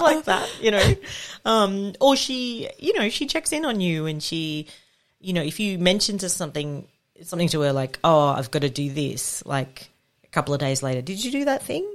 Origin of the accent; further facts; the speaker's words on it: Australia; I was born in Australia